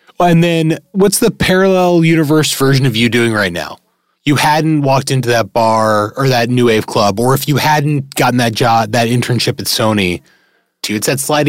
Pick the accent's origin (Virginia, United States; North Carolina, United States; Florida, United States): Virginia, United States; Alexandria; now in Washington, DC, United States; I was born in Alexandria.